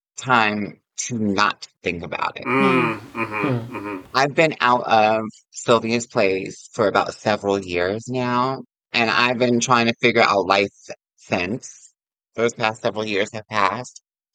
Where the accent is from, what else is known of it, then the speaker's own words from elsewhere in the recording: Yonkers, New York, United States; I'm from Yonkers, so I would come into the city